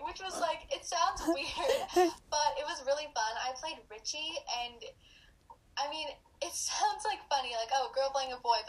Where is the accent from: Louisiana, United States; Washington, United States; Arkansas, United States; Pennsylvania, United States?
Washington, United States; Seattle; born there; also born or lived in New York; now in Los Angeles, United States; I was born in Seattle, actually, but then I moved to New York, and I did theater there up until last year, and now I'm signed for TV and film in Los Angeles.